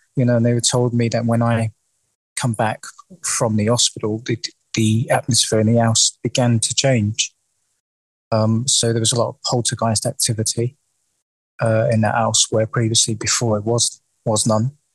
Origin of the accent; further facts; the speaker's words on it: London, United Kingdom; I was born and raised in the in the East End of London.